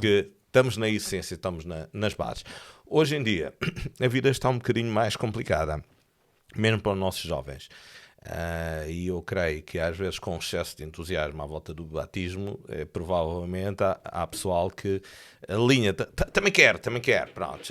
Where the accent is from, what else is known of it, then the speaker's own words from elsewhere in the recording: Tomar, Centro, Portugal; moved away as an adult; also born or lived in Feijó; now in Lisbon, Portugal; Eu nasci em Tomar